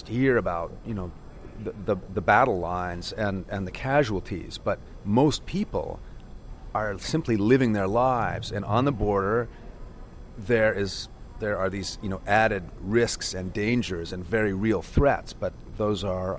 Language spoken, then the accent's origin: English; Northeast, United States; growing up in the Northeast